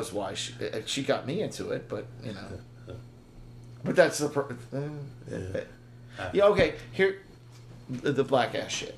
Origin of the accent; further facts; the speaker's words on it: Hillside, New Jersey, United States; I grew up in Hillside.